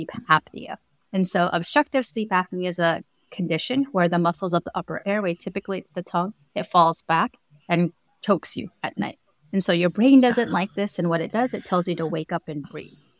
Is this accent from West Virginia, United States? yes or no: no; California, United States; also born or lived in Hawaii; I'm actually born and raised in California, but I moved to Hawaii for about 7 years about